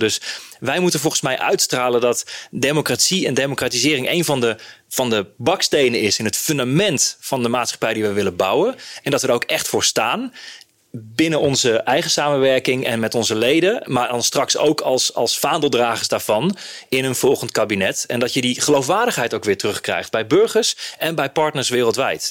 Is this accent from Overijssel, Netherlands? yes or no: yes; Hardenberg, Overijssel, Netherlands; Ik kom zelf uit Hardenberg